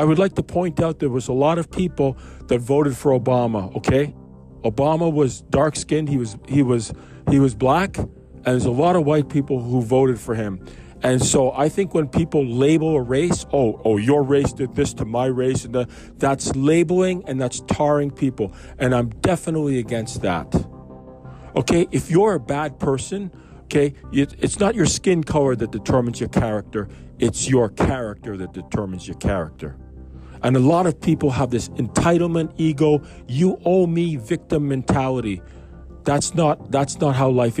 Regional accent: Canada; I grew up in Canada

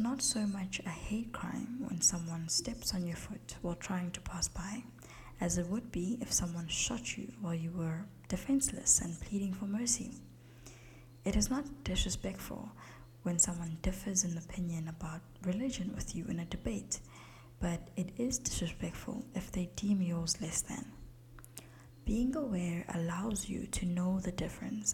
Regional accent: South Africa; As a South African, my English is more British than it would be American

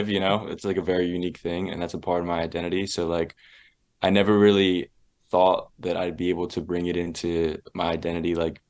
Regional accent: Philadelphia, Pennsylvania, United States; I grew up there in Philly

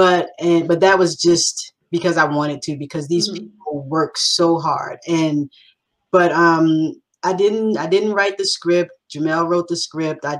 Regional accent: Baltimore, Maryland, United States; I'm from Baltimore

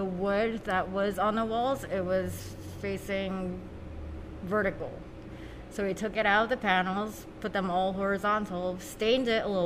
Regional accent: Fort Lee, New Jersey, United States; also born or lived in Flushing, Queens, New York; I moved to Fort Lee when I was 6

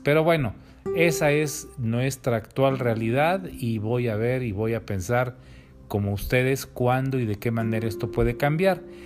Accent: Mexico; como pueblo, como mexicanos

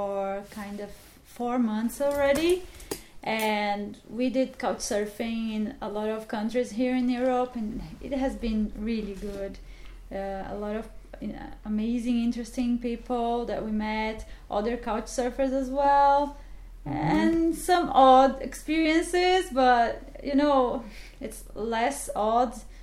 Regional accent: Brazil; I'm from Brazil, and this is my first time here in England

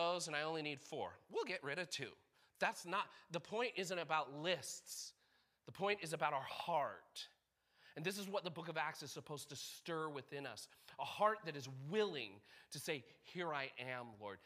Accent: United States; We're Americans

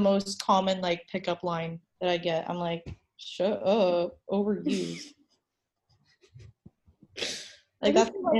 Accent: Malaysia

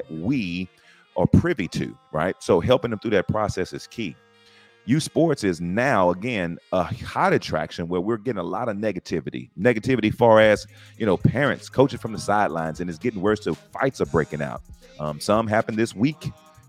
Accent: San Antonio, Texas, United States; now in Round Rock, United States; I am originally from San Antonio, Texas, but I live in Round Rock, Texas, north of Austin

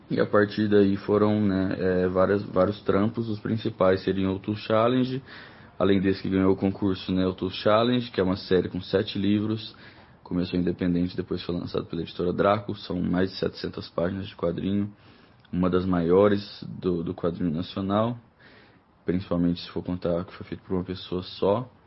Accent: Uberlândia, Minas Gerais, Brazil; born there; now in Brasília, Brazil; Eu nasci em Uberlândia, no interior de Minas Gerais, em 1991, apesar de ser interior.

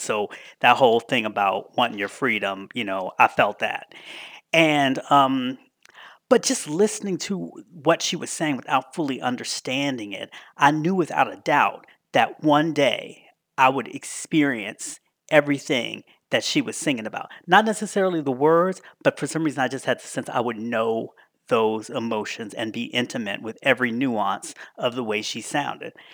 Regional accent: Washington, District of Columbia, United States; going to school in my hometown of D C

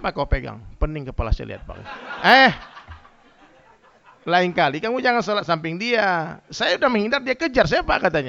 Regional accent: West Sumatra, Indonesia; Saya orang Minang, orang Padang itu rata-rata Muhammadiyah semua, Bang. Dari kecil kita begitu.

